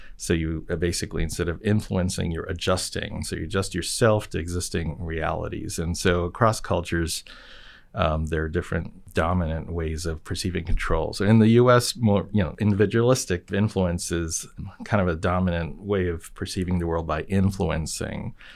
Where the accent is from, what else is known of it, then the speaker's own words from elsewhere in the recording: Japan; moved away; I grew up in Japan